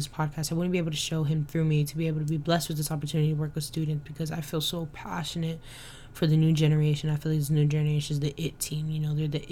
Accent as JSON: {"language": "English", "town": "Dallas", "region": "Texas", "country": "United States", "tie": "born or raised there", "moved": "yes", "said": "I was born and raised in Dallas, Texas"}